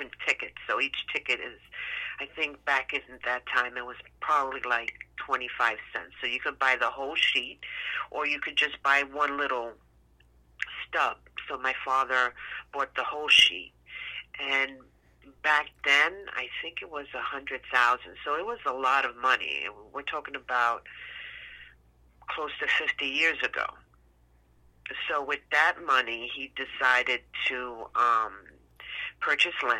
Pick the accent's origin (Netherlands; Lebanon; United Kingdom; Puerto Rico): Puerto Rico; also born or lived in New York; I was born in New York and then was being raised in Puerto Rico